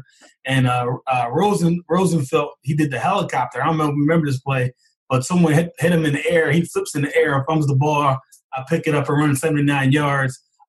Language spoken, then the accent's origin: English; Glassboro, New Jersey, United States; my hometown of Glassboro, New Jersey.